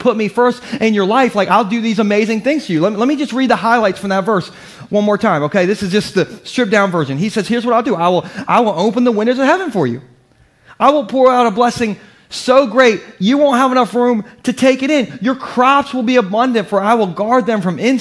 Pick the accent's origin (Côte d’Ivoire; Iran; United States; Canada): United States; Gumboro, Delaware; I'm from Gumboro